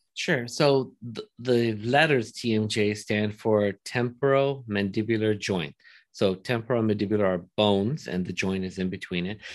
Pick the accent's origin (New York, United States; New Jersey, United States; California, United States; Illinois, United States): California, United States; Los Angeles; I grew up in Woodland Hills